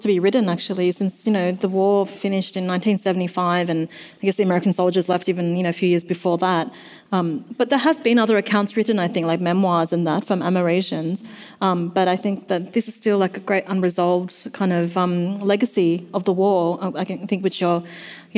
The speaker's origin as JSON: {"language": "English", "country": "Australia", "tie": "born or raised there", "said": "people like André and I, we grew up in Australia."}